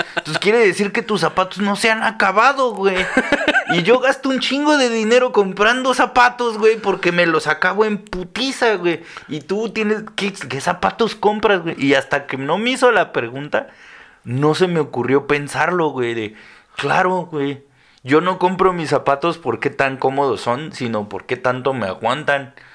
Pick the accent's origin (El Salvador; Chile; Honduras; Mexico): Mexico; Mexico City; soy de la Ciudad de México